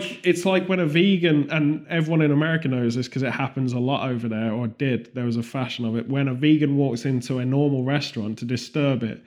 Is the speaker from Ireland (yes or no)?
no; United Kingdom; as a British person